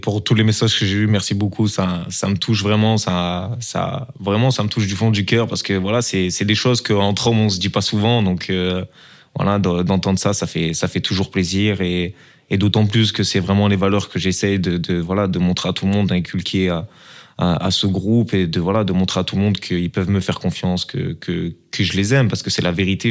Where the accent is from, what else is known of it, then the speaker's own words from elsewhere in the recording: Marseille, Provence-Alpes-Côte d'Azur, France; now in Belgium; une expression un peu du sud, de, de chez nous, un peu à Marseille